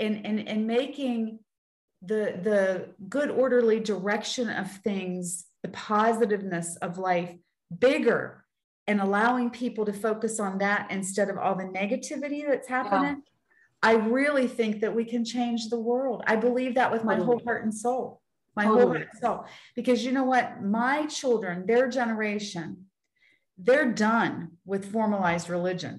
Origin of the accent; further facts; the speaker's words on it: Weirton, West Virginia, United States; I'm from Weirton, West Virginia